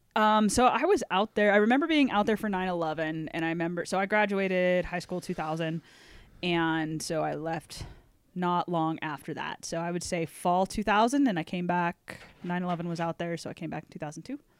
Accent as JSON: {"language": "English", "town": "Everett", "region": "Washington", "country": "United States", "tie": "born or raised there", "also_born_or_lived": "Sequim, Washington / Port Angeles, Washington", "moved": "as an adult", "said": "I'm originally from outside the Seattle area. So my family, uh, Squim, Port Angeles, which is out on the peninsula by the Olympic Mountains out there"}